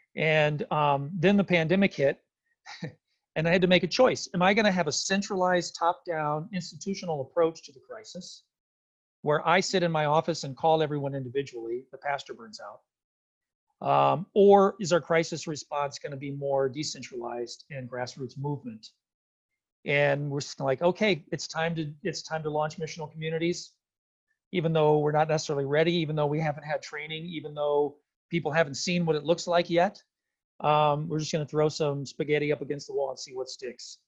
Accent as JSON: {"language": "English", "town": "San Antonio", "region": "Texas", "country": "United States", "moved": "yes", "lives_now": "Minnesota, United States", "said": "I'm from San Antonio, Texas originally."}